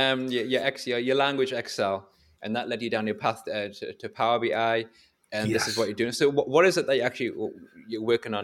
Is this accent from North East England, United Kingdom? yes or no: yes; North East England, United Kingdom; accent: coasty, not Geordie; No, I mean, I consider my accent, I consider not particularly Geordie. It's more coasty, to be honest.